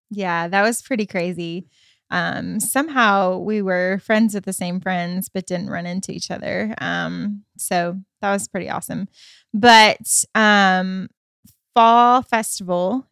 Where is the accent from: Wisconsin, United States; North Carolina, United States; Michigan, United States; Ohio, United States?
Michigan, United States; moved away as an adult; I come from Michigan, and so, um, I lived in Michigan, um, pretty much from fourth grade all the way up until I graduated high school